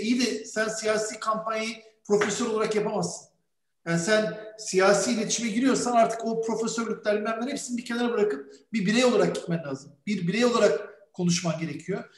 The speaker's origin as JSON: {"language": "Turkish", "region": "Bursa", "country": "Turkey", "tie": "born or raised there", "said": "Türk bir çocuk olarak Bursa'da büyüdüm"}